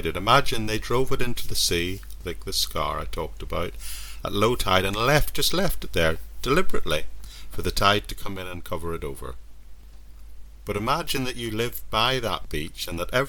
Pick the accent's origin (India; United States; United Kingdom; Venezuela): United Kingdom; near Strangford Lough, Northern Ireland; I grew up in Northern Ireland near an area called Strangford Loch